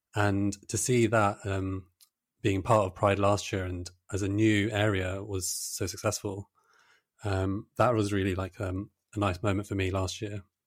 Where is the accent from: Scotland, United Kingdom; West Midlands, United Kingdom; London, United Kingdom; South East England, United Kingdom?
South East England, United Kingdom; Brighton; I grew up in Brighton